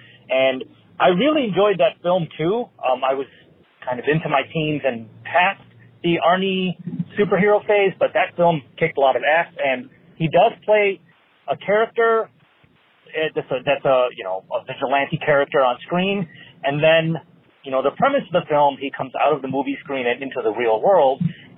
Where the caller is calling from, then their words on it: Chicago, Illinois, United States; I'm calling from Chicago, Illinois.